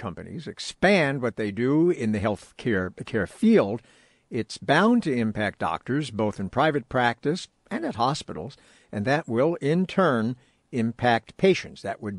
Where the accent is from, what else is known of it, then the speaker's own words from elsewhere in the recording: New York, United States; now in California, United States; when I was growing up in New York